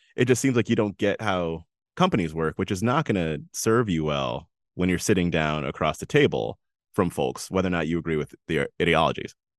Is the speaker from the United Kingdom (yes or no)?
no; United States